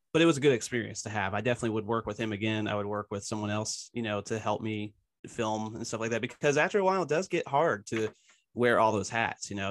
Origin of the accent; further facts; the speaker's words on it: Tennessee, United States; also born or lived in Philadelphia, Pennsylvania; now in Knoxville, United States; I grew up mostly in Tennessee. I moved from Philly when I was younger.